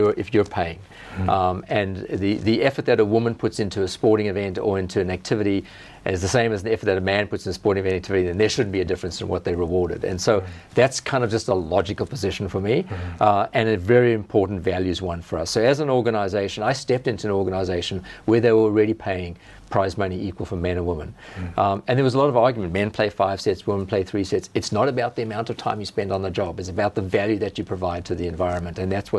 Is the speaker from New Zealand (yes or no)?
no; South Africa; now in Australia; I have family back in South Africa.